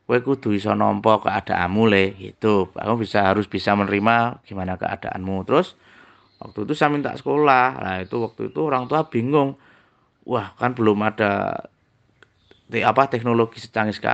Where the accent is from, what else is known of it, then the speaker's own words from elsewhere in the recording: Surakarta, Central Java, Indonesia; born there; lahir di Dawongetan 3 Januari 83 Saung itu tepatnya di kota Solo yang ada lagunya